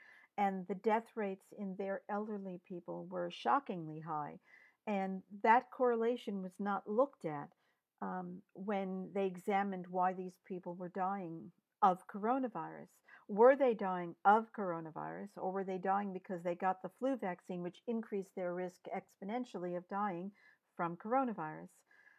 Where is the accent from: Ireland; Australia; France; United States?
United States; New York; I grew up in New York.